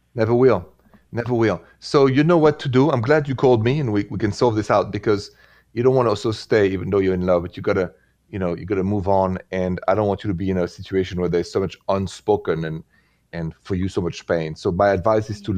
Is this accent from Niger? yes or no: no; France; I'm from France.